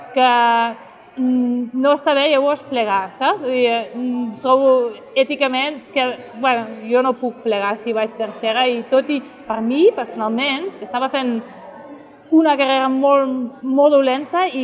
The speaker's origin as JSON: {"language": "Catalan", "region": "Catalonia", "country": "Spain", "said": "Jo soc catalana, em considero catalana"}